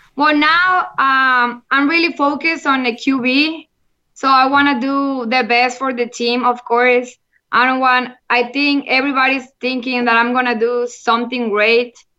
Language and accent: English; Monterrey, Nuevo León, Mexico; English is a second language; I'm from Monterrey, Mexico, and I'm the first Mexican playing on the LFL